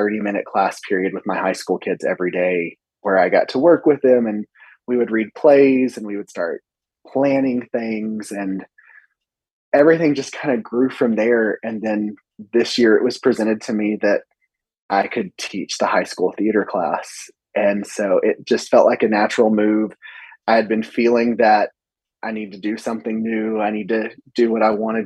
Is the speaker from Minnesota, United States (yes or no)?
no; Sundown, Texas, United States; also born or lived in Abilene, Texas; I grew up in Sundown where I teach